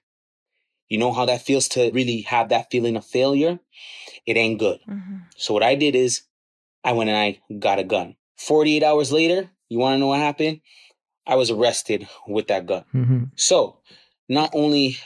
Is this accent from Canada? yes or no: yes; Toronto, Ontario, Canada; I grew up in the Rexdale community, Kipling and Steeles. So it is rough in Rexdale